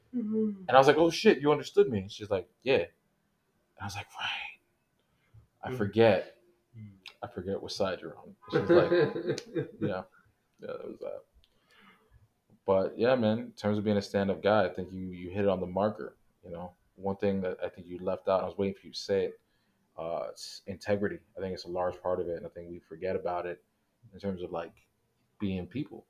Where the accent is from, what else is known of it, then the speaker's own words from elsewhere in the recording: United States; Well, I was born and raised in America, so I don't know anything about it.